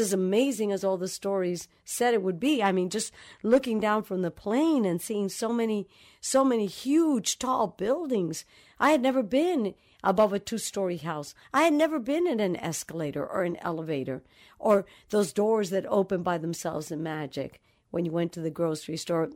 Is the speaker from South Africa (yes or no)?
no; Dominican Republic; moved away; also born or lived in New York City; I grew up in the Dominican Republic, in the middle of, um, I call it a tribal kind of family